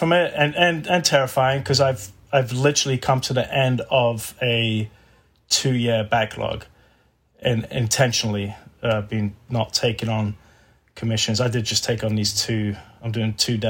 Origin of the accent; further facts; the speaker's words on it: England, United Kingdom; moved away as an adult; now in Texas, United States; I'm from England